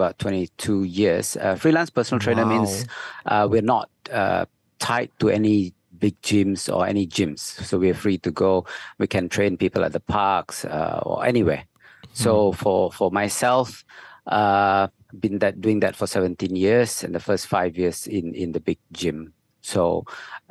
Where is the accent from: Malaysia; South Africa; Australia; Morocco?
Malaysia; Butterworth, Penang; I grew up in Butterworth, Penang